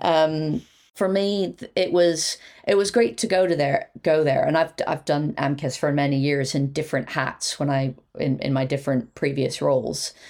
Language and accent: English; Quakertown, Pennsylvania, United States; moved away as an adult; now in United Kingdom; I'm from Philadelphia. Uh, well, actually, a very nice suburb outside of Philadelphia. So fifty miles north of Philadelphia